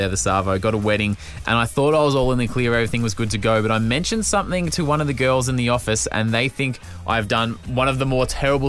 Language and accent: English; Sydney, New South Wales, Australia; From Sydney, the greatest city in the world.